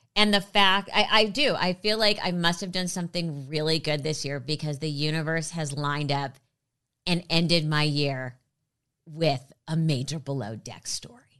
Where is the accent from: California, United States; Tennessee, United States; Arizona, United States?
California, United States; Los Angeles; also born or lived in New York; I grew up in L A. I've been here since I was three.